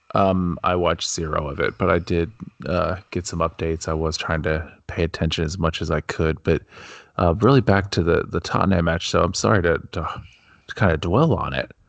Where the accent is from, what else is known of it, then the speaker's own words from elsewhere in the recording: United States; being a, being an American